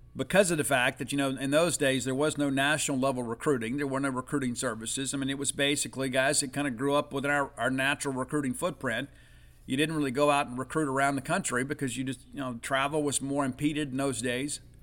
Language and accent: English; South Mississippi, United States; I'm from South Mississippi.